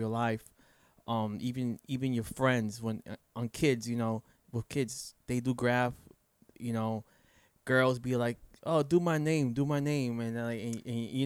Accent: New York, United States; now in Florida, United States; growing up in New York is all hip hop

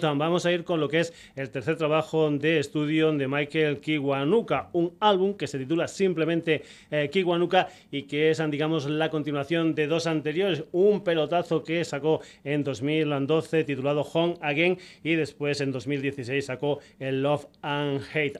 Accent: Extremadura, Spain; en Extremadura, en mi tierra

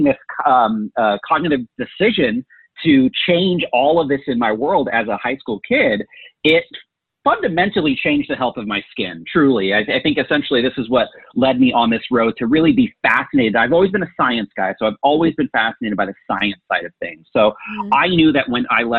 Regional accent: Bay Area, Northern California, United States; also born or lived in Silicon Valley / San Francisco; now in Arizona, United States; Growing up in the Bay Area

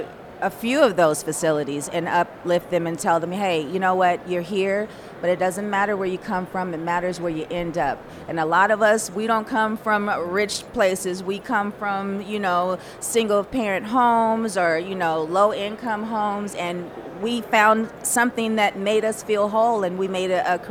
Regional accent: Pasadena, California, United States; I grew up in Pasadena, California

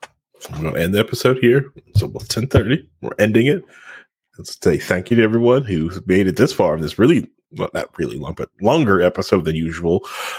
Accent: England, United Kingdom; I'm from England.

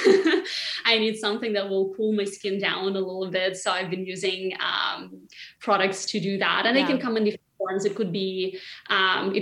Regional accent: Siberia, Russia; moved away as an adult; now in New York, United States; in my hometown, which is in Siberia, the temperatures go completely crazy

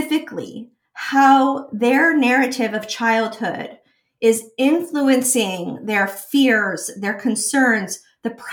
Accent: New York, United States; I was a very serious dancer growing up in New York

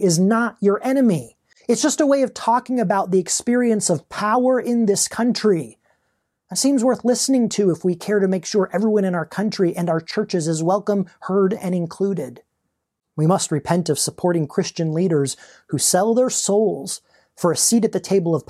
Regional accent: United States

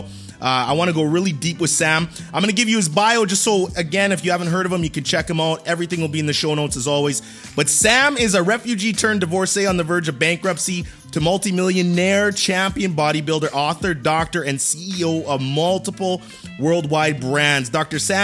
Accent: Canada; I'm Canadian

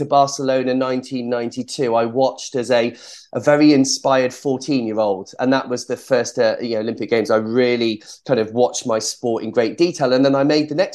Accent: Cheltenham, South West England, United Kingdom; I was born in Cheltenham in Gloucestershire. And so around the local area, there were various sporting activities for young, energetic children. And I tried them all

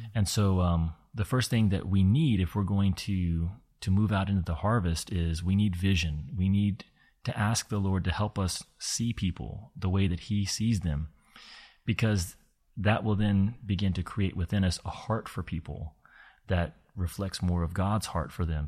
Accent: Kentucky, United States; I had grown up in in a part of the states that's known as the Bible Belt, and uh, a lot of my childhood was spent in Kentucky

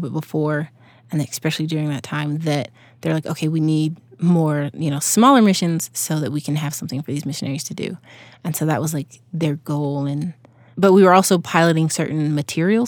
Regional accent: Crawfordville, Georgia, United States; moved away as an adult; also born or lived in Salt Lake City, Utah; originally I was, uh, born and raised in Georgia.

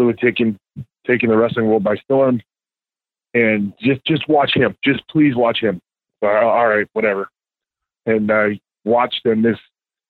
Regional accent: Two Rivers, Wisconsin, United States; I'm from Two Rivers, Wisconsin.

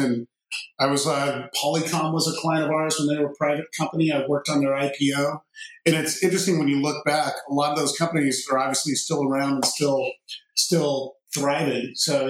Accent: Cupertino, California, United States; You know, I was born in the mid-60s, and Cupertino used to be pretty much all apricot orchards at the time.

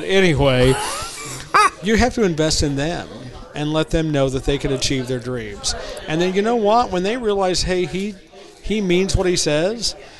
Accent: Oklahoma, United States; accent: southern; also born or lived in Arkansas; now in Quad Cities, United States; I came here to lose my southern accent, move on.

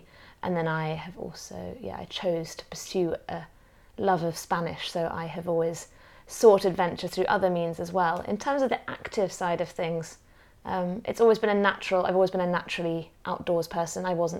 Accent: Hong Kong; also born or lived in Australia / Zimbabwe; born into a family that was a bit of Australia, a bit of Zimbabwe, British. Age 5, we moved to Hong Kong as a family.

